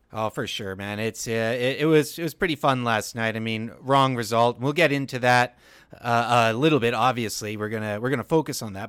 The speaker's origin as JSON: {"language": "English", "town": "Victoria", "region": "British Columbia", "country": "Canada", "tie": "born or raised there", "moved": "yes", "lives_now": "Lower Mainland, Canada", "said": "it's my hometown, man. The island's a, a great place"}